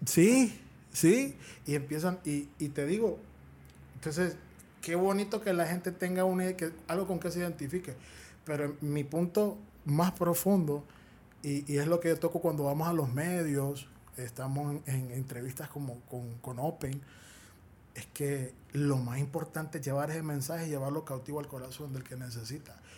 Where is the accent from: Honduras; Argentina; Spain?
Honduras; Es la tierra de mis generaciones yo no quiero salir huyendo de mi tierra